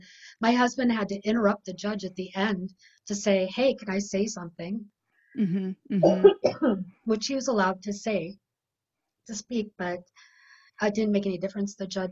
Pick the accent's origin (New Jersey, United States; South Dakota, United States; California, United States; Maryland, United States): South Dakota, United States; from working in my other state, my home state of South Dakota, and dealing with CPS clinically.